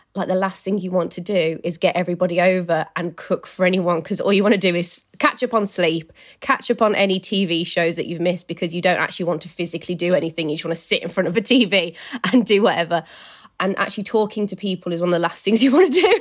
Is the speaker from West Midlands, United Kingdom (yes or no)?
yes; Birmingham, West Midlands, United Kingdom; moved away as an adult; now in London, United Kingdom; So I live in London, but my hometown is in Birmingham